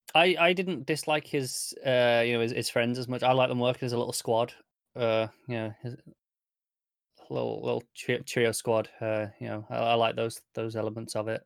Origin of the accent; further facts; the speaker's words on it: United Kingdom; Derbyshire is, is quite near where I grew up. So to me, this, I'm very used to this accent.